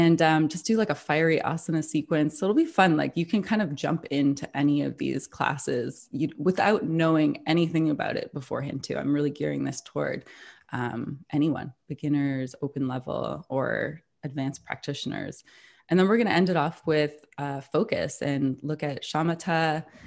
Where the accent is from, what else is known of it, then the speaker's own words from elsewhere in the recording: Toronto, Ontario, Canada; moved away as an adult; now in New York, United States; I've lived in New York for nearly thirteen years now, but I'm originally from Toronto